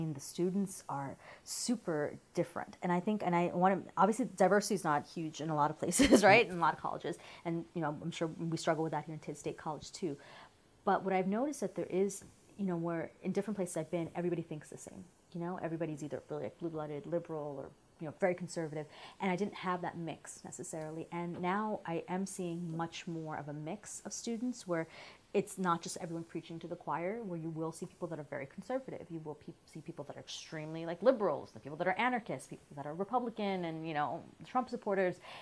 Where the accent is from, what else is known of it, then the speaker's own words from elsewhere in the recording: New York, United States; moved away as an adult; also born or lived in Dubai / Massachusetts; now in State College, United States; I'm coming from Massachusetts, and I'm from New York originally